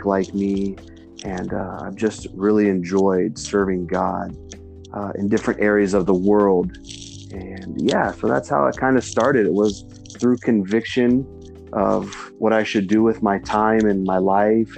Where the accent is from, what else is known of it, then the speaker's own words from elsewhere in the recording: Arizona, United States; I was born and raised in Arizona, and I've lived here my whole life